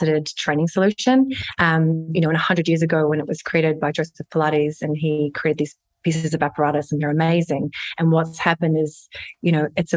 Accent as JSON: {"language": "English", "town": "Hamilton", "region": "Waikato", "country": "New Zealand", "tie": "born or raised there", "also_born_or_lived": "Sydney, Australia / London / Northern Ireland", "moved": "as an adult", "said": "I'm a Kiwi, so born and raised in Hamilton, New Zealand"}